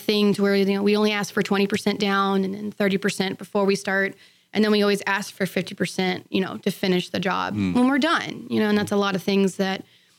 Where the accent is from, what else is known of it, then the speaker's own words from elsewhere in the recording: Sealy, Texas, United States; back in my hometown in Sealy.